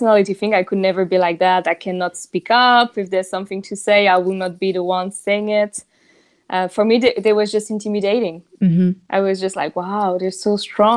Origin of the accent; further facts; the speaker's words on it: southern France, France; English is a second language; moved away as an adult; also born or lived in Japan / Switzerland / Germany / Spain; now in Barcelona, Spain; I grew up in the south of France. So I'm not from Paris